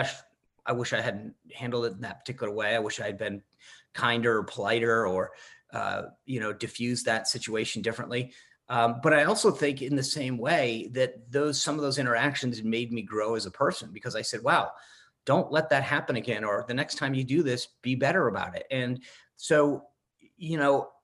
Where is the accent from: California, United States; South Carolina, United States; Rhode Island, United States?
Rhode Island, United States; moved away; also born or lived in Washington, D.C.; When I grew up in Rhode Island